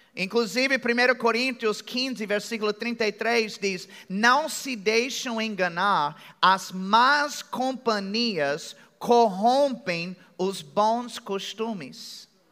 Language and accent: Portuguese; United States; accent: American; Portuguese is a second language; now in Brazil; eu tenho sotaque americano. Alguém percebeu que eu tenho um sotaque americano? É bem de leve